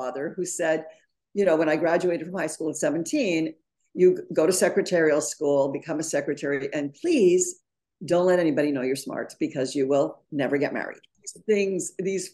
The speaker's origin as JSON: {"language": "English", "town": "Montreal", "region": "Quebec", "country": "Canada", "tie": "born or raised there", "moved": "yes", "lives_now": "New York City, United States", "said": "I grew up in Montreal"}